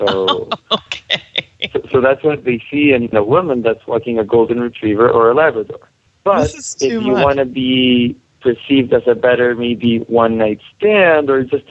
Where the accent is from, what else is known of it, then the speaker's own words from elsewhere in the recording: Chile; moved away as an adult; now in United States; I grew up in Chile, and I just came here to the States like 2 weeks ago